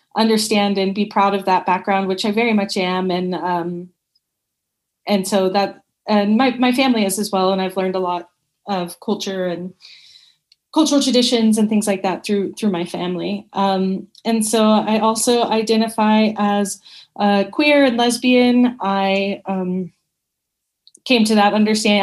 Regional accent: Dallas, Texas, United States; also born or lived in Georgetown, Texas; I was born and raised in Dallas, Texas, and I lived there until I graduated

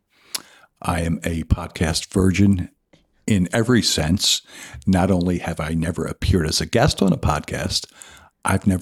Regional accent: Bridgeton, New Jersey, United States; moved away as an adult; also born or lived in Teesside, England; now in Cape May, United States; I grew up in Bridgeton, New Jersey, in Cumberland County

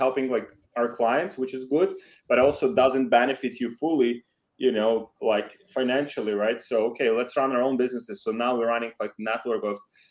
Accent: Ukraine; English is a second language; moved away as an adult; also born or lived in Poland; I'm from Ukraine, graduated from the university

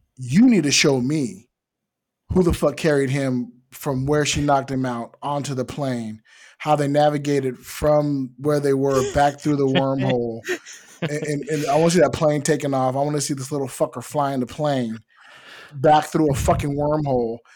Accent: United States; I am American

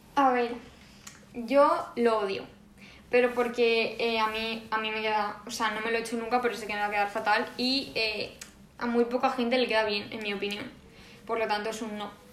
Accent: Valencian Community, Spain; como buenas valencianas que somos

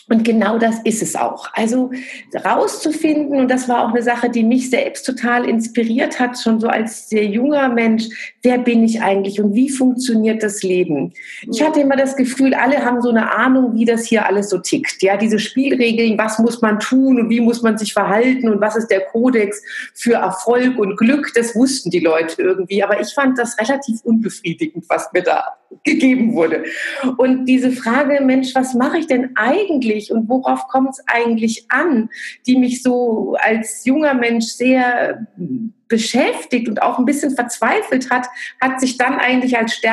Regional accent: Frankfurt, Hesse, Germany; Ich komme aus dem Frankfurter Raum und dort hatten wir schon als Studenten ein Yoga-Zentrum gemeinsam mit so einer Community von Freunden und einem Yogalehrer aufgebaut.

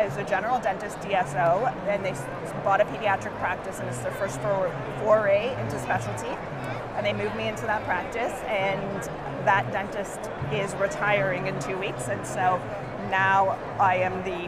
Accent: Toronto, Ontario, Canada; moved away; Born and raised

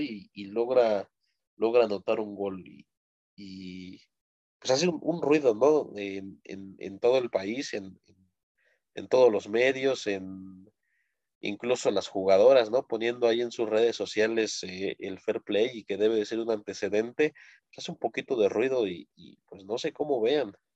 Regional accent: Mexico; uno como mexicano

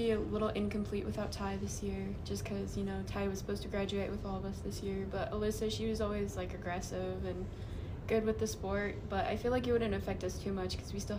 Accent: Raton, New Mexico, United States; now in Pueblo, United States; I'm a senior in high school. I'm originally not from Pueblo, Colorado. I'm from Raton, New Mexico. It's like a really small place.

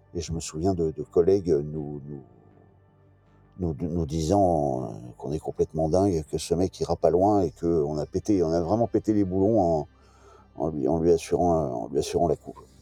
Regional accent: Brest, Brittany, France; je suis breton, brestois, voilà, j'ai toujours été au contact de la mer

